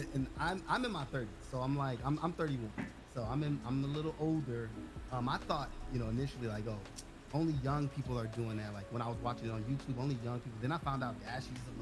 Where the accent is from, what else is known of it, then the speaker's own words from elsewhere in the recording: Los Angeles, California, United States; I grew up in South Central Los Angeles